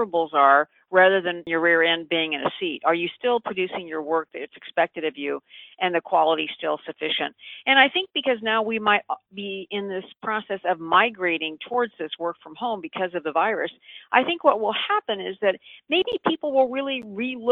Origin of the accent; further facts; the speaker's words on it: San Francisco, California, United States; I'm actually from San Francisco